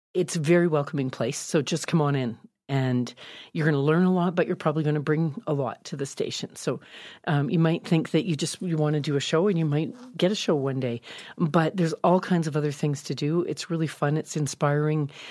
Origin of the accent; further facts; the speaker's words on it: Calgary, Alberta, Canada; also born or lived in Victoria; I was from Calgary and I'd gone to high school here